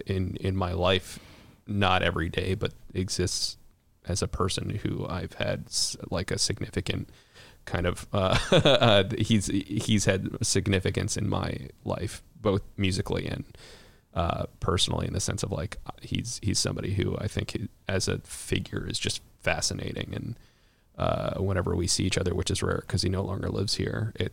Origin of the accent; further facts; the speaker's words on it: Chicago, Illinois, United States; to my experience as a Chicagoan